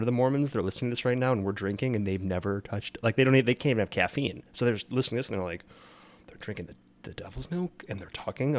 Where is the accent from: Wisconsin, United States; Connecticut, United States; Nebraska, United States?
Wisconsin, United States; this is why I'm from Wisconsin